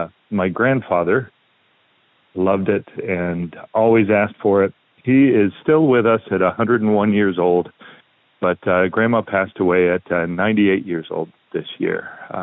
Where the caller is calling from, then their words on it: Portland, Oregon, United States; I'm calling from Portland, Oregon.